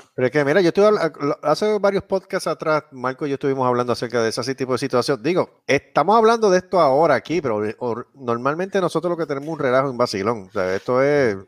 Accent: Puerto Rico; now in Texas, United States; yo sí

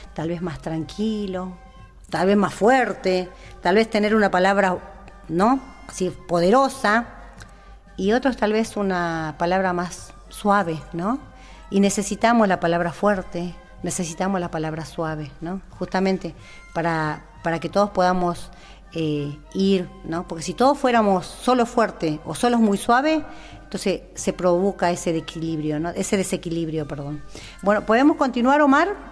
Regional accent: Jujuy, Argentina; Nosotros somos collas de Jujuy

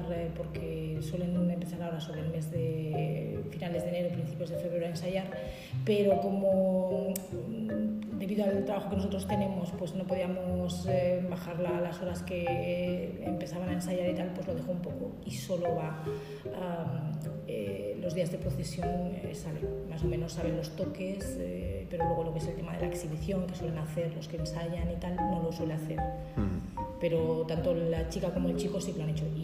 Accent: Aragon, Spain; yo de donde vengo, pues eso que a veces comentas y dices, pues mira, está dentro de la ruta del tambor y el bombo y la gente se ya le suena o le dices, pues es como eh, romper la hora en Calanda, pues nosotros estamos dentro de ese grupo

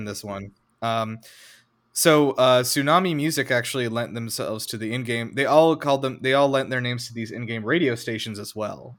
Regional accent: United States; being an American

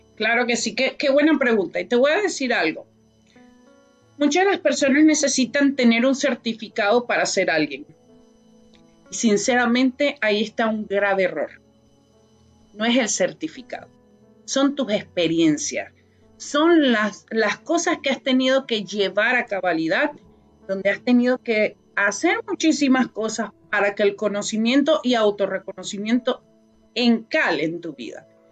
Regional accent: Venezuela; moved away as an adult; now in Canada; Llegué a un país hace 22 años que es Canadá, vengo de Venezuela

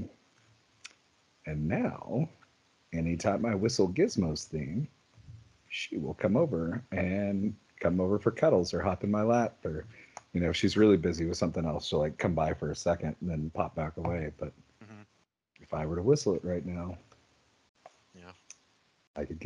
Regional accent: Western Oklahoma, United States; growing up in Western Oklahoma, you had those moderately hyper-religious parents

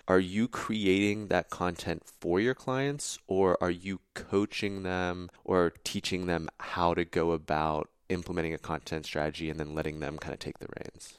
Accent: Pittsburgh, Pennsylvania, United States; I'm from Pittsburgh

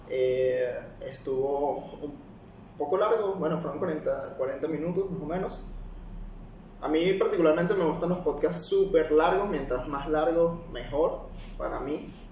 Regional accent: Peru; Yo que vengo particularmente de Perú, tanto los clientes como la tecnología en el café, este, el mismo proceso que se puede encontrar en cada cafetería, siendo un país productor, era bastante básico, bastante normal, comparado con los de acá.

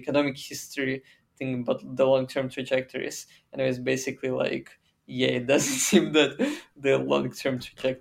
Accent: Russia; moved away as an adult; I was born in Russia and like I lived all my life in Russia except for like the last 2 months.

